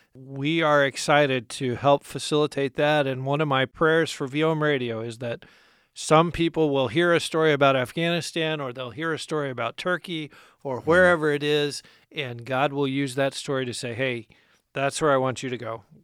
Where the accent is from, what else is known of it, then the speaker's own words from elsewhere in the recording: United States; us as American Christians